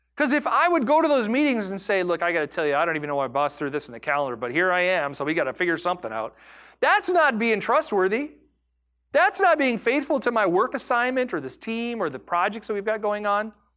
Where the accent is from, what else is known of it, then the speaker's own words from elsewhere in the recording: United States; I am an American.